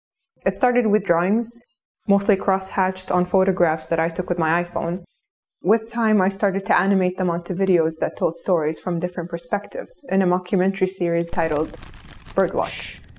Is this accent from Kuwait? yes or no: yes; Kuwait; I grew up in Kuwait in the early 90s, where I was raised by screens.